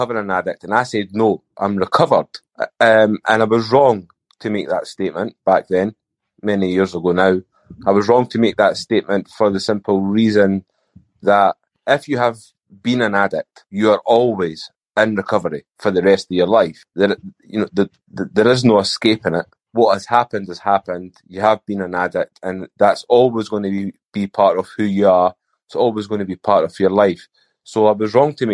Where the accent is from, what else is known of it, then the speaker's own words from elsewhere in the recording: Edinburgh, Scotland, United Kingdom; I grew up in Edinburgh in Scotland